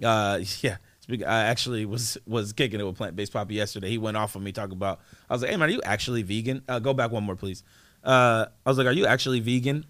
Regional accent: East Coast, United States; now in Portland, United States; I'm from the East Coast, man

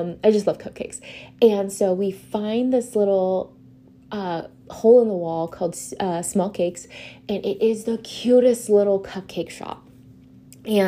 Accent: California, United States; now in Los Angeles, United States; I'm from California

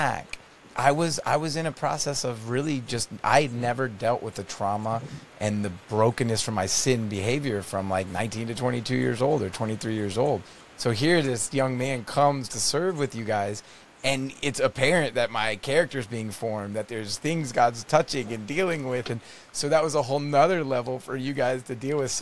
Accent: Netherlands; now in Canada; my family to visit where I grew up in the Netherlands

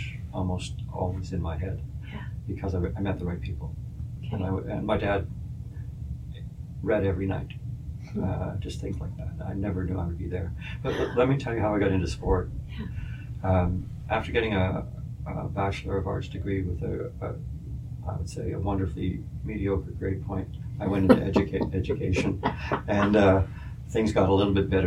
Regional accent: Winnipeg, Manitoba, Canada; moved away as an adult; also born or lived in Ottawa; growing up on Rowand Avenue in Silver Heights.

